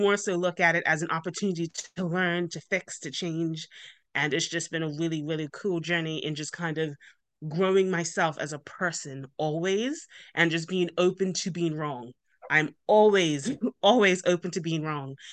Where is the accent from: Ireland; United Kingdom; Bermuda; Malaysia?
Bermuda; moved away; I'm originally from Bermuda, hence the accent.